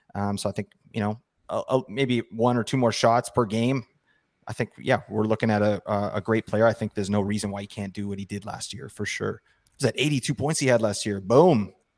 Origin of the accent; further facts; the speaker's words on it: Vancouver, British Columbia, Canada; I'm from Vancouver